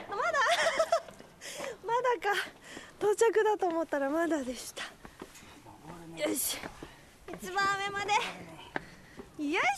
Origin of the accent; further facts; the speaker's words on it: Yokohama, Kanagawa, Japan; 横浜ですあ横浜